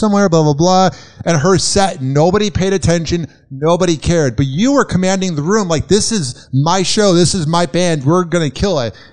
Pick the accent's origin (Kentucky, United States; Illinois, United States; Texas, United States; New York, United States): Illinois, United States; Chicago; I'm from Chicago